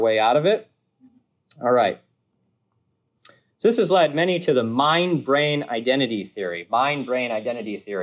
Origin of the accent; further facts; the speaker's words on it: New England, United States; moved away; I'm from New England